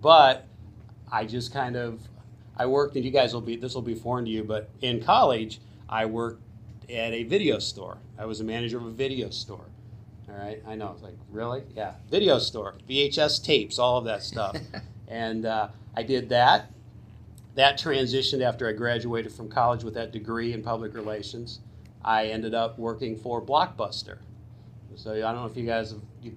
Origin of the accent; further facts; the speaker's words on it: Suffield, Connecticut, United States; I am a local kid. I grew up in Suffield